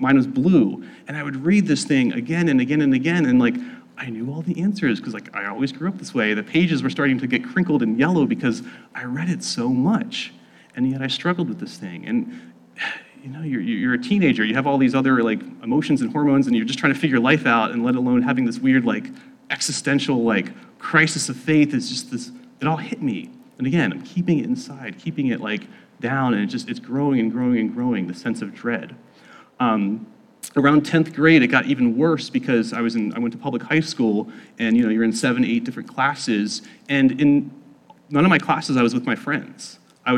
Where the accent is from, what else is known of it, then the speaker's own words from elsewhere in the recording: South Central Pennsylvania, United States; I grew up in South Central Pennsylvania